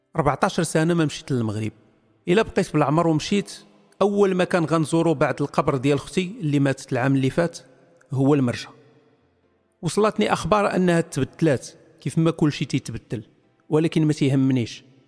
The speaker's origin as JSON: {"language": "Arabic", "country": "Morocco", "said": "انا مغربي"}